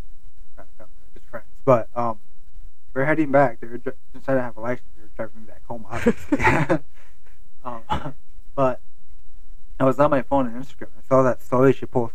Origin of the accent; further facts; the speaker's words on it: Grand Rapids, Michigan, United States; I was from Grand Rapids